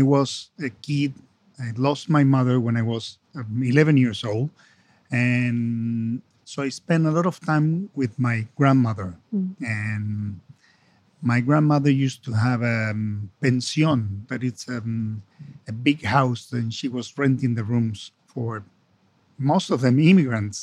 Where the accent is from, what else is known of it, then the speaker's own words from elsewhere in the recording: Argentina; also born or lived in London, United Kingdom; I come from Argentina, so we are Latin American